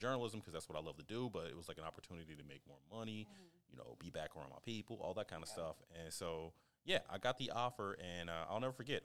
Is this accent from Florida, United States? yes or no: no; Kansas, United States; I'm from Kansas